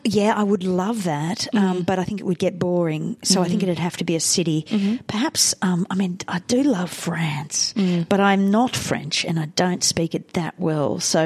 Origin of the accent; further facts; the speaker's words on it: India; now in Australia; I have always been interested in other cultures, you know, from growing up in India